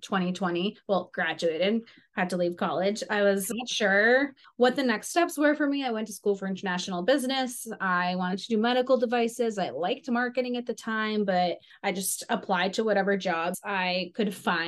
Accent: Cape Cod, Massachusetts, United States; also born or lived in Ukraine; It's on Cape Cod in Massachusetts. It's like a little vacation town.

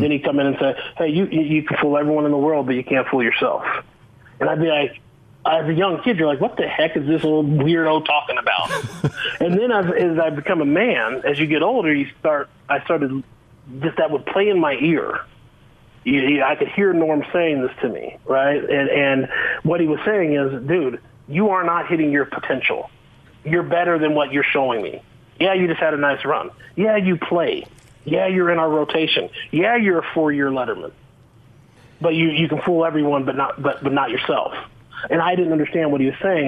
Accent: Boulder, Colorado, United States; now in Utah, United States; I grew up in Boulder, Colorado.

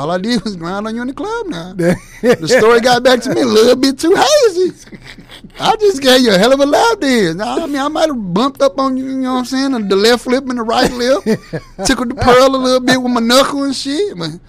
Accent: Gary, Indiana, United States; You know, I'm from Gary, Indiana, so as far as right next to Chicago, that Midwest name

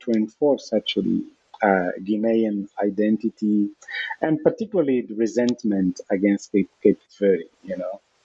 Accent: Luanda, Luanda Province, Angola; I was born in Luanda

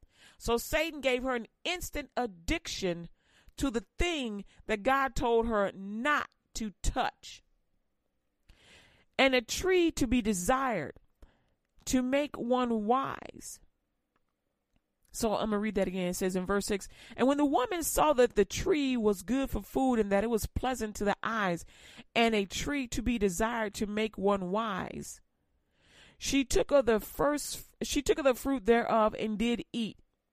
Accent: Louisiana, United States; But, you know, I'm from Louisiana, so she be trying.

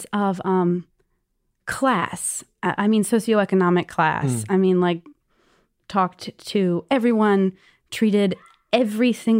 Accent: Galveston, Texas, United States; now in New York, United States; I grew up in Galveston, Texas, which is an island south of Houston

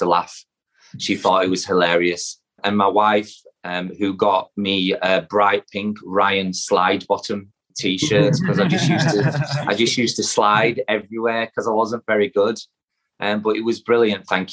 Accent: Yorkshire and the Humber, United Kingdom; I'm a Yorkshire lad. All my family are from Yorkshire

